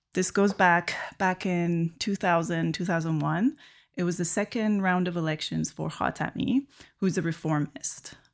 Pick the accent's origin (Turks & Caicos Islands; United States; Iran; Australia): Iran; now in Canada; I grew up in Iran watching so many Iranian media